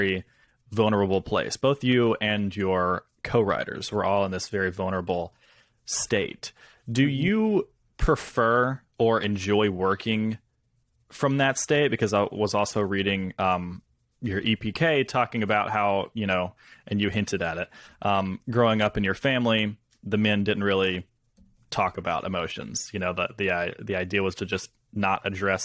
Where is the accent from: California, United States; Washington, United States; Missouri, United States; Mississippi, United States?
Mississippi, United States; Senatobia; also born or lived in New York; I am from Mississippi. I'm in my hometown right now